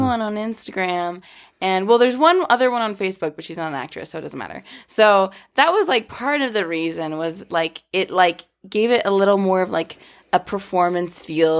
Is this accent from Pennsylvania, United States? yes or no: no; Boca Raton, Florida, United States; I was born in Boca Raton